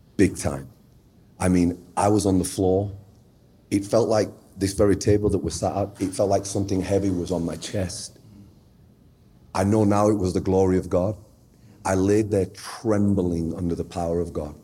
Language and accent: English; Sheffield, Yorkshire and the Humber, United Kingdom; I was born in the United Kingdom uh, in a place called Sheffield, which is sort of the northern part of England